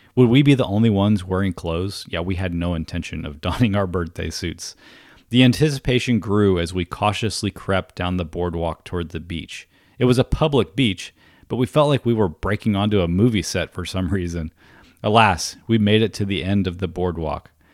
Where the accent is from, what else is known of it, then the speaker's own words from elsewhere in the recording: East Coast of Florida, United States; I was a teenage kid growing up on the East Coast of Florida